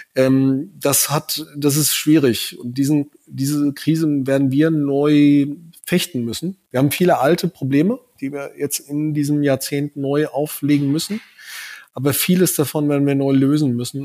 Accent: southern Hesse, Germany; ich komme aus Südhessen. Ich hatte äh, während meiner Schulzeit äh, täglich äh, vier Starfighter, drei Tornados über der Schule im Tiefflug drüber knattern

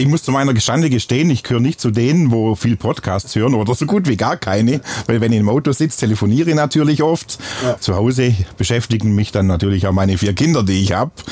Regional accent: Bad Waldsee, Baden-Württemberg, Germany; accent: Upper Swabian; moved away; wie man es an meinem Dialekt auch hört. Ich komme ursprünglich aus Oberschwaben, im schönen Bad Waldsee.

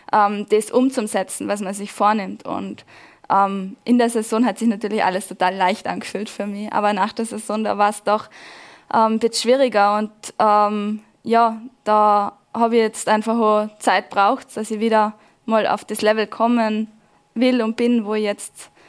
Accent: Laterns, Vorarlberg, Austria; mein Heimatskigebiet. Das ist meine Heimat, wo ja, wo mir auch so gut tut, wo ähm, wo ich immer wieder gern zurückkehre.

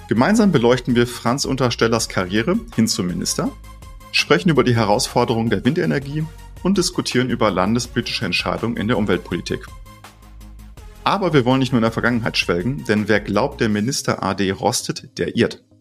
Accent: Colombia; now in Germany; Äh, ich bin nämlich in Kolumbien aufgewachsen und ähm, das ist nun ein Tacken näher am Äquator als Deutschland.

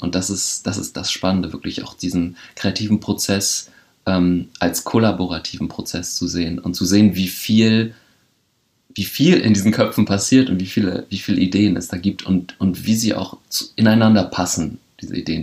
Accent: Bremen, Germany; moved away; ich bin in Horn aufgewachsen, an der Grenze mit Oberneuland

